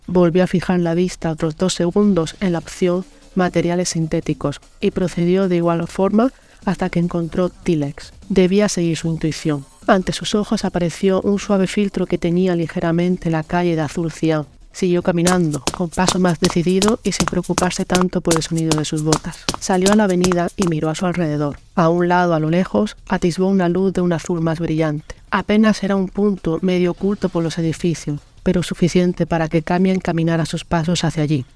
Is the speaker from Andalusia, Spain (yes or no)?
yes; Almería, Andalusia, Spain; soy escritora almeriense